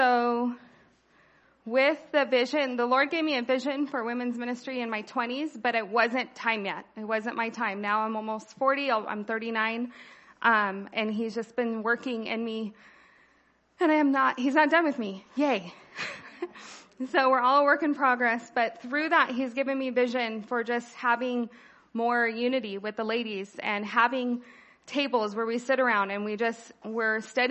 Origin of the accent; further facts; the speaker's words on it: California, United States; I was born here in California, haven't gone far